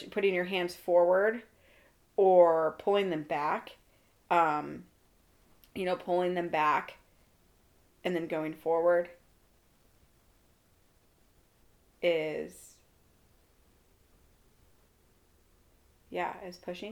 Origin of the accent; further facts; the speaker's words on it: Iowa, United States; I'm from Iowa